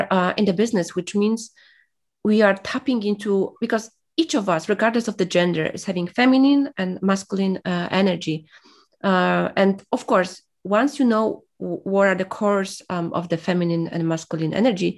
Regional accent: Poland; English is a second language; moved away as an adult; I was from Poland

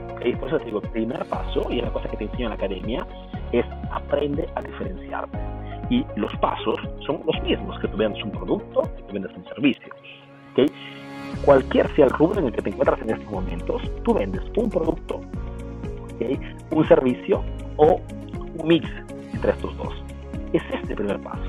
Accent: Peru; yo soy peruano

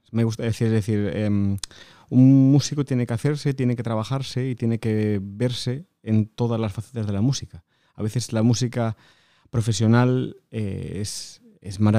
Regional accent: Galicia, Spain; Pues de un de un pequeño pueblecito, un pequeño pueblecito de, de Galicia que se llama Yeriz.

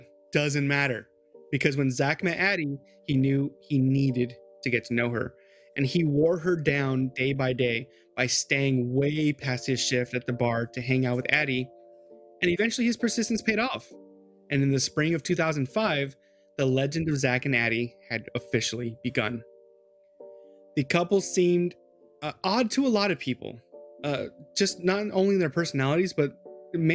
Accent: California, United States; moved away as an adult; also born or lived in Gulf Coast, Mississippi; now in Mississippi Gulf Coast, United States; As a Californian

